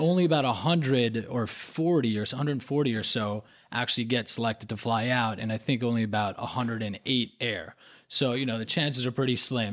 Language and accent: English; Hong Kong; now in New York, United States; I grew up in Hong Kong